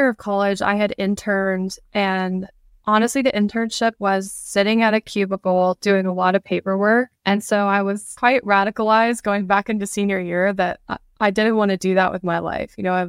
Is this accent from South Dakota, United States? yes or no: no; Alabama, United States; I think because the community is so small and you have a lot of free time because, you know, there's not so much going on like in a big city.